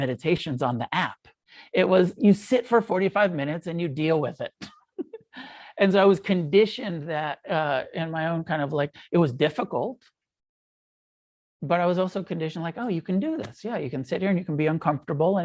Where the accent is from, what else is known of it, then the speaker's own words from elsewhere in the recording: United States; we're American.